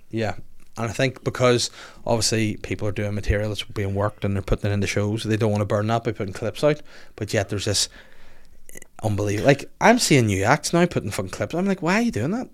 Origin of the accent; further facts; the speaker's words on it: Bangor, Northern Ireland, United Kingdom; I'm from Bangor.